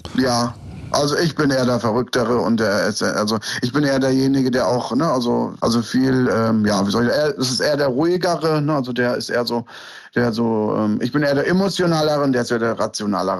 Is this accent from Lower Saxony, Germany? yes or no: yes; Lohne, Lower Saxony, Germany; Ich bin hier in Deutschland geboren, in Niedersachsen und bin bei meiner Oma aufgewachsen